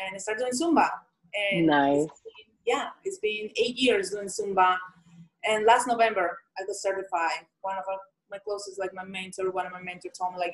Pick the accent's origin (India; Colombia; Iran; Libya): Colombia; English is a second language; moved away as an adult; I'm from Colombia.